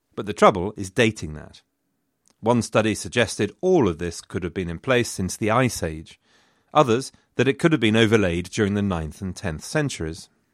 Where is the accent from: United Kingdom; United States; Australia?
United Kingdom; England